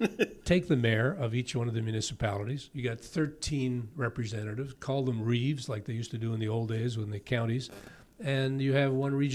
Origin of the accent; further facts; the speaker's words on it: St. Catharines, Ontario, Canada; now in Niagara-on-the-Lake, Canada; I live in Niagara Lake. I was born in St. Catharines.